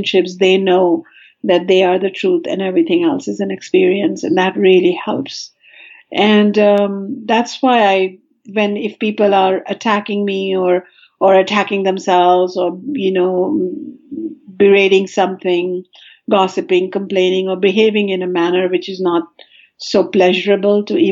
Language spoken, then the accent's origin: English; India; now in California, United States; I come from India